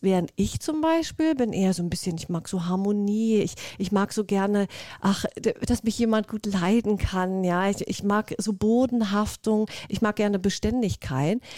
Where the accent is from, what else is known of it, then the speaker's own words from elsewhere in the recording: Mecklenburg-Vorpommern, Germany; moved away; also born or lived in Berlin; ich komme aus Mecklenburg-Vorpommern, ja von der wunderschönen Ostsee, bin ein Ostseekind